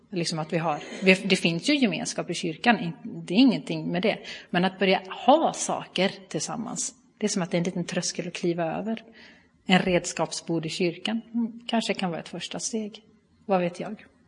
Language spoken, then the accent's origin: Swedish; Bua, Halland County, Sweden; accent: Halland diphthongs; now in Gothenburg area, Sweden; Jag kommer ifrån Halland ursprungligen, så hör ni några halländska diftonger så är det helt i sin ordning. Ehm, jag är uppvuxen i eh, Pingstkyrkan i Bua